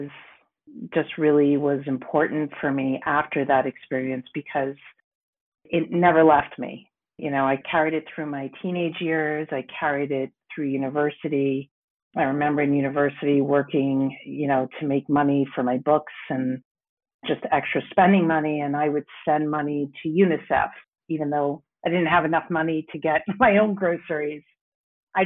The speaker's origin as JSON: {"language": "English", "region": "New York", "country": "United States", "tie": "born or raised there", "moved": "as an adult", "lives_now": "Montreal, Canada", "said": "I grew up in New York in a predominantly white neighborhood"}